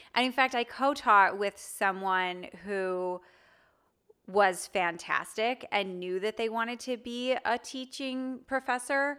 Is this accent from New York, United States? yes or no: no; Wilmette, Illinois, United States; moved away as an adult; also born or lived in Manchester; now in Nashville, United States; I grew up in Wilmette, Illinois, which is north of Chicago.